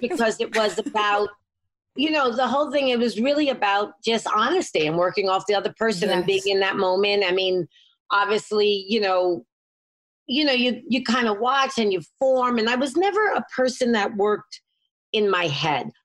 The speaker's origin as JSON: {"language": "English", "town": "New York City", "region": "New York", "country": "United States", "tie": "born or raised there", "said": "I grew up in the city. I grew up in Lower East Side of Manhattan"}